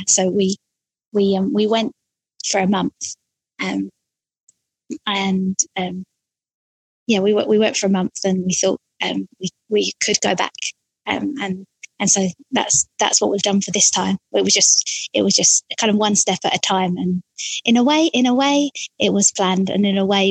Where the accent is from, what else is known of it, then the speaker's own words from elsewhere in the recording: Orpington, London, United Kingdom; also born or lived in Gillingham; I grew up in Orpington